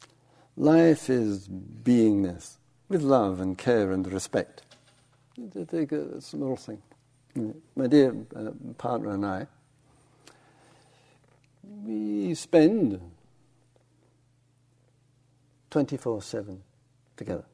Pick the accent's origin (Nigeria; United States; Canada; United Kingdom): United Kingdom; England; I'm English